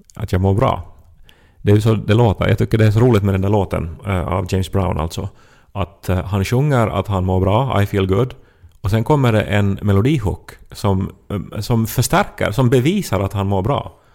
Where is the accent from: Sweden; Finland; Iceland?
Finland; man som finlandssvensk upplever sig lite som en sån här